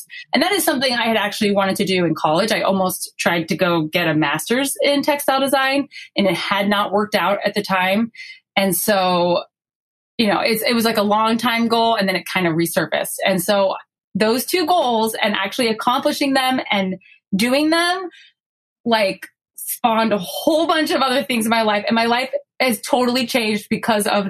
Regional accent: South Florida, United States; moved away as an adult; we grew up in South Florida, where there are not very many LDS people

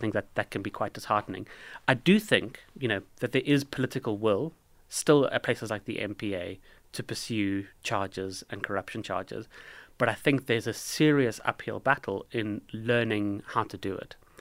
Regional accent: South Africa; I say this as a South African

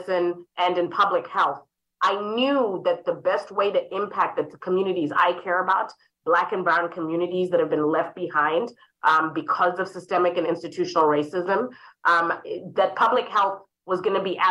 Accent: Harare, Zimbabwe; now in St. Louis, United States; I was raised in Harare, Zimbabwe

